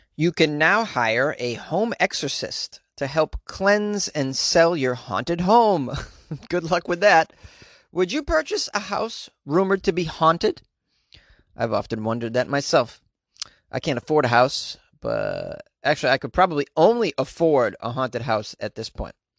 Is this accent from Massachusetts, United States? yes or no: yes; Massachusetts, United States; Massachusetts, my home state